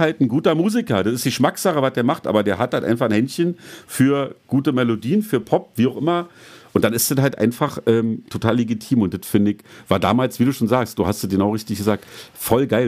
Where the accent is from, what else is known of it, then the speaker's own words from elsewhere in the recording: Berlin, Germany; bei uns in Berlin